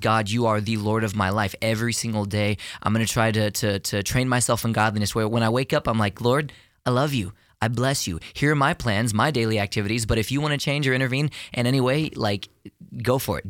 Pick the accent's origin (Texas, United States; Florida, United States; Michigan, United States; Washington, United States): Texas, United States; Houston; I am a native Texan, born and raised in Houston, Texas